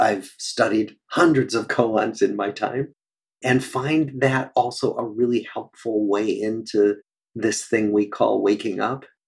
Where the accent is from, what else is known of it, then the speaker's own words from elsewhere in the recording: Des Moines, Iowa, United States; moved away as an adult; also born or lived in Cambridge, Massachusetts; I grew up in Des Moines, Iowa